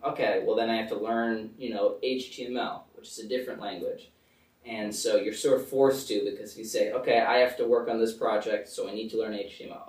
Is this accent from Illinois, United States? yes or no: no; Connecticut, United States; moved away; also born or lived in Bethlehem, Pennsylvania; I live in Connecticut. We usually tell people I'm from New York because like we're right sort of on the border